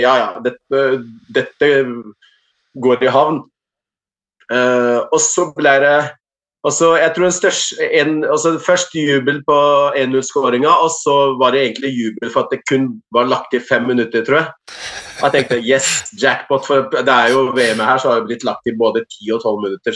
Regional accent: Morocco; now in Norway; familie i, i landsbyen jeg kommer fra

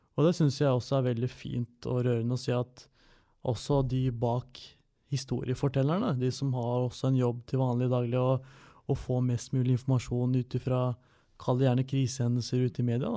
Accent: Toten, Innlandet, Norway; jeg født og oppvokst på Toten

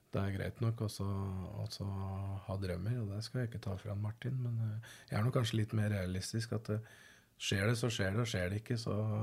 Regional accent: Østfold, Norway; moved away; also born or lived in London; Jeg er oppvokst i Østfold

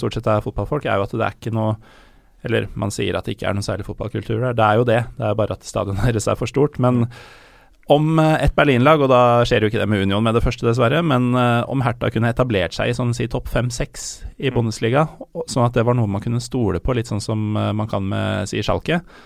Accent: Norway; jeg er fra Norge

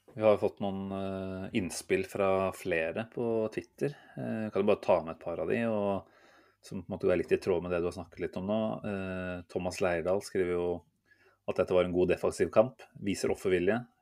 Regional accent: Norway

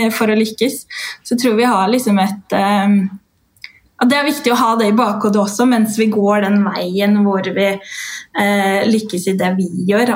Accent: Norway; also born or lived in Dominican Republic; de seks første årene av livet mitt er jo derfra. Jeg ble født

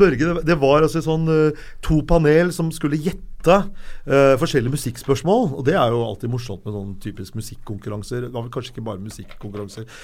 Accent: Lørenskog, Akershus, Norway; jeg er fra Lørenskog og vokste opp med Synnøve Svabe og Johan Olav Koss

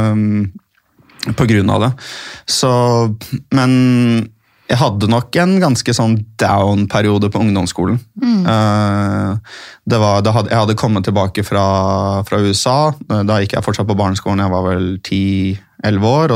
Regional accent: Oslo, Norway; also born or lived in Tromsø, Norway / Bærum, Norway / United States; jeg vokste opp i Oslo. Jeg, født, jeg er født i Tromsø. Uh, så flyttet vi uh, til Oslo eller Bærum når jeg var sånn fire-fem år.

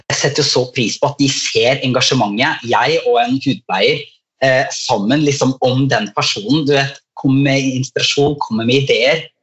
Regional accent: Skien, Vestfold og Telemark, Norway; jeg er jo fra Skien i Telemark

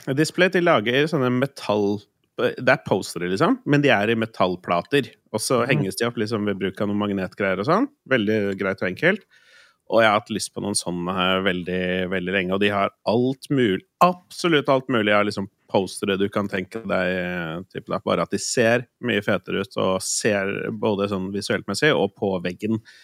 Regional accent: Østfold, Norway; now in Oslo, Norway; Hjemme i Østfold.

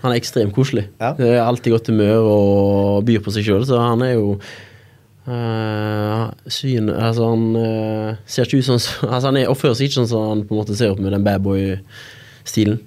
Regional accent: Haugesund, Rogaland, Norway; moved away as an adult; now in Bergen, Norway; jeg er jo fra Haugesund

